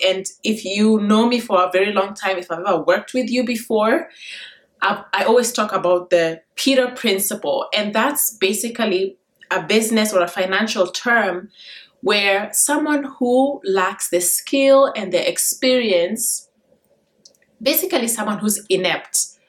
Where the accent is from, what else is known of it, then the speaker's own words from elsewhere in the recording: Kenya; now in United States; I grew up in Kenya and I was in a very difficult education system